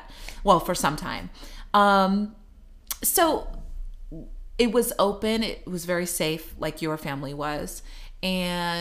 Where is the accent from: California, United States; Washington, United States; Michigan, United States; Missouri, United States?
Missouri, United States; moved away; I came from the Bible Belt, right? Missouri. So it was a conservative family.